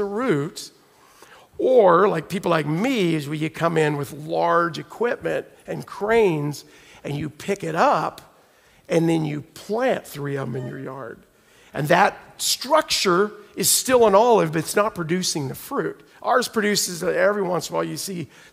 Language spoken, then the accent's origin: English; Oklahoma, United States; moved away; I'm from Oklahoma, so we get like sliding into snow and ice